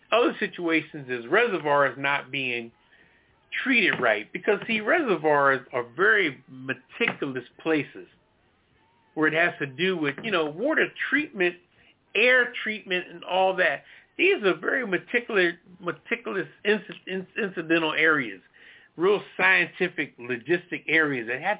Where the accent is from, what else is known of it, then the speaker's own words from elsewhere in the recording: Philadelphia, Pennsylvania, United States; moved away; Philadelphia, where I'm from, my hometown